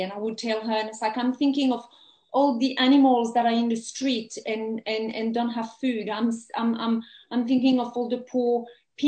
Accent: France; English is a second language; moved away as an adult; also born or lived in England; now in Australia; I grew up in France, and I have very good memories of my childhood

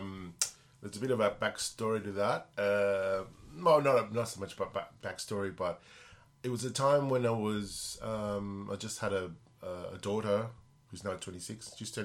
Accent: Argentina; born there; also born or lived in Spain; I've been influenced a lot by rock and roll and Latin music because I was born in Argentina and lived in Spain.

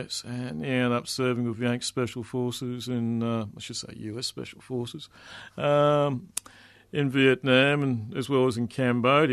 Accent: Melbourne, Victoria, Australia; moved away as an adult; also born or lived in New South Wales; I grew up in Melbourne, Brunswick, a long time before the yuppies moved

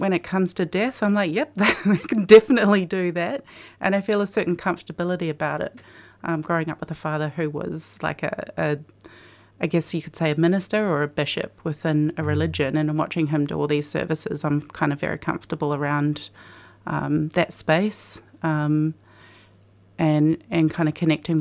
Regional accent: New Zealand; moved away as an adult; now in Australia; I grew up in New Zealand

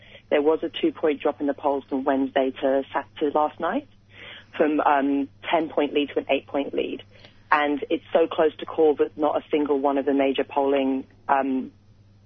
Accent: United Kingdom; being British

